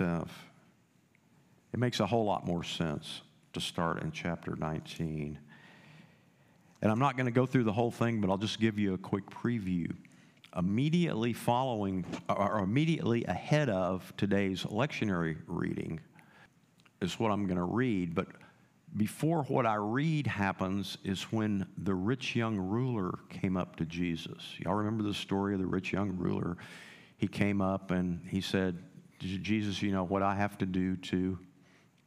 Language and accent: English; United States; moved away; I grew up in the Panhandle